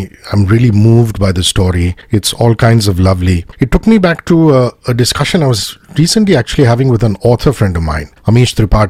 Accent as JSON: {"language": "English", "town": "Mumbai", "region": "Maharashtra", "country": "India", "also_born_or_lived": "Tamil Nadu", "said": "I'm a Bombay Tamil, we're fundamentally from Tamil Nadu."}